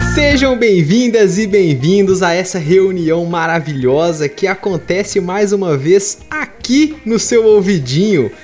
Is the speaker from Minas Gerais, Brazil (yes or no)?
yes; Minas Gerais, Brazil; eu sou de Minas